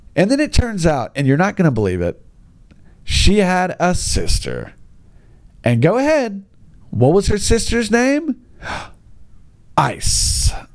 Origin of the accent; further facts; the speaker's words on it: United States; I'm just an American